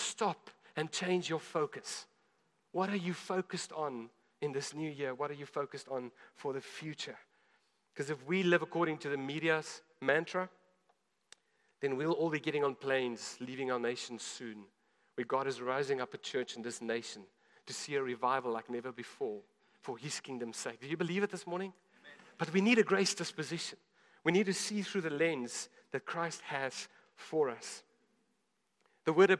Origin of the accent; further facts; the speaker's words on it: South Africa; as a South African.